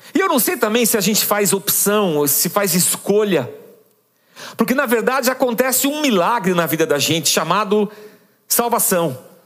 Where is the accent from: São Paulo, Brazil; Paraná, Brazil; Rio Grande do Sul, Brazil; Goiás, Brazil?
São Paulo, Brazil